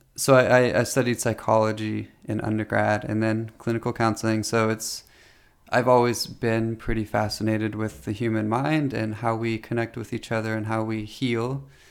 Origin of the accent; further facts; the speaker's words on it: Delaware, Ohio, United States; I grew up in Delaware, Ohio, which it was a more country area than I live in now.